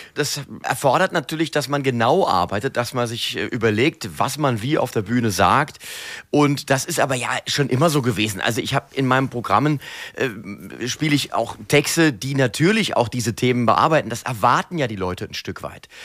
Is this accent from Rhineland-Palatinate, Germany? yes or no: yes; Mainz, Rhineland-Palatinate, Germany; Ich bin ja ein echter Mainzer. Ich bin ja hier geboren, hier aufgewachsen